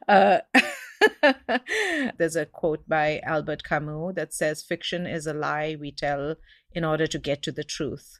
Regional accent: Mumbai, Maharashtra, India; moved away as an adult; now in Seattle, United States; I had a colonized education growing up in India, and that's why I speak English

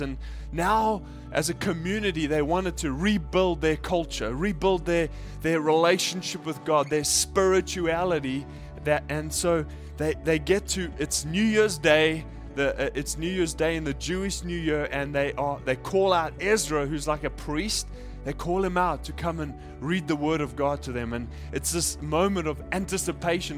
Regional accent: South Africa; now in Japan; I grew up in South Africa

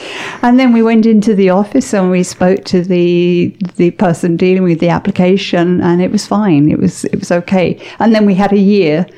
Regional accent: England, United Kingdom; moved away as an adult; now in Canada; I grew up in England

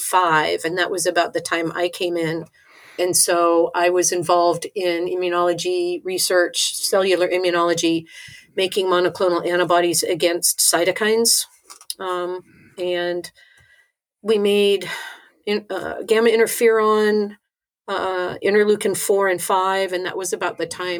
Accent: Tempe, Arizona, United States; also born or lived in Washington, D.C. / California; when I was 10, we moved to Arizona, and I lived there and pretty much grew up there in Tempe

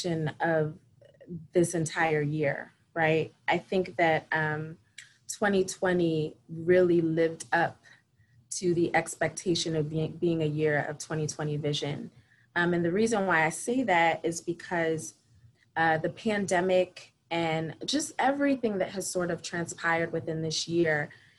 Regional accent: Philadelphia, Pennsylvania, United States; I am a Philadelphia native, daughter of two immigrants. So I'm Haitian American. I have been living in Philadelphia pretty much my entire life

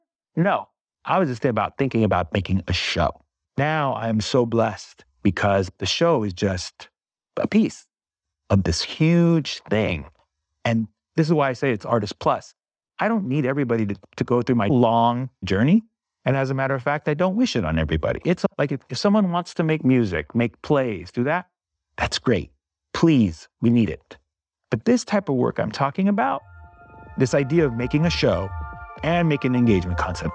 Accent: Bay Area, California, United States; first language English; growing up in the Bay Area

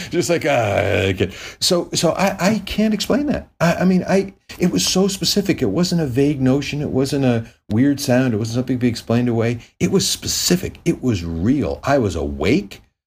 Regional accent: Connecticut, United States; now in Los Angeles, United States; I grew up in Connecticut

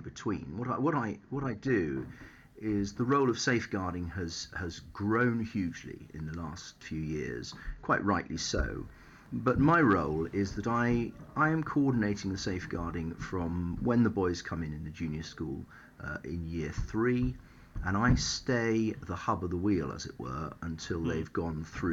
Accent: Taunton, South West England, United Kingdom; I was brought up in Somerset. I grew up in Taunton, went to Taunton School

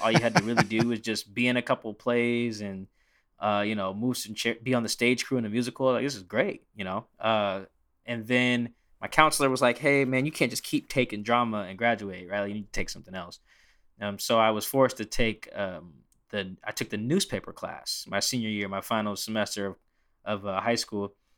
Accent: Seattle, Washington, United States; I'm from Seattle

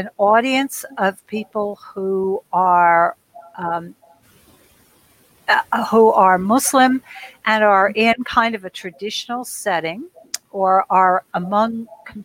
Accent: United States; I'm an American, I'm a foreigner, I'm a Christian

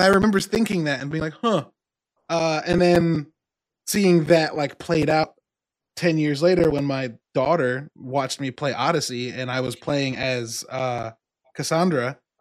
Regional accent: Midwest, United States; I'm from the Midwest

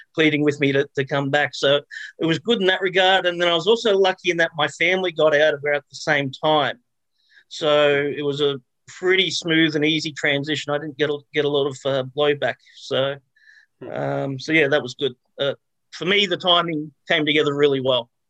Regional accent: Australia; I was born and raised in Australia

